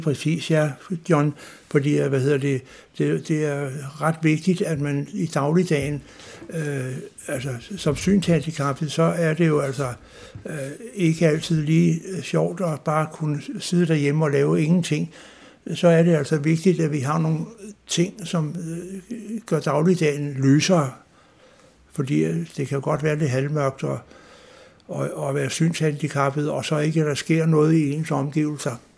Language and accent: Danish; Klippinge, Zealand, Denmark; jeg er vokset op på Stævns i en by, der hedder Klippinge